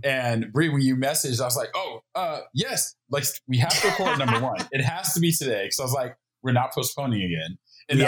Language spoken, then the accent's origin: English; Oklahoma, United States; moved away as an adult; also born or lived in Japan; now in Los Angeles, United States; I grew up in Oklahoma